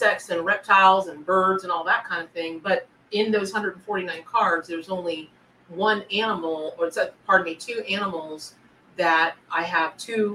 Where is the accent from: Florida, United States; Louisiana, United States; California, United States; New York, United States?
Florida, United States; I grew up in the South. I grew up around lots of animals of different kind out in the, you know, the wilds of Florida